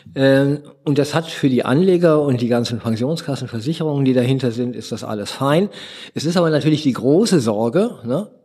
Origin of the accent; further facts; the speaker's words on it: Essen, North Rhine-Westphalia, Germany; also born or lived in Duisburg; now in Berlin, Germany; Ich bin in Essen geboren